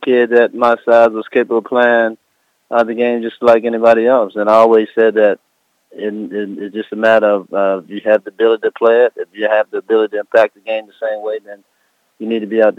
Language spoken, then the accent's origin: English; Baltimore, Maryland, United States; growing up in the inner city of Baltimore, you know, where I came from.